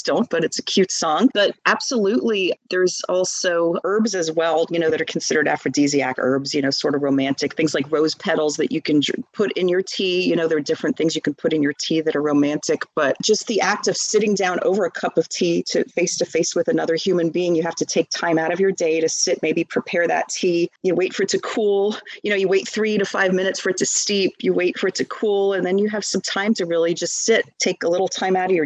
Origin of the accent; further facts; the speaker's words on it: Northeast, United States; moved away as an adult; now in Texas, United States; I grew up in the Northeast